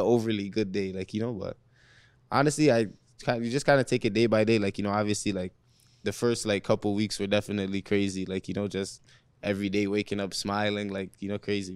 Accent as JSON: {"language": "English", "town": "Toronto", "region": "Ontario", "country": "Canada", "tie": "born or raised there", "said": "growing up in Rexdale"}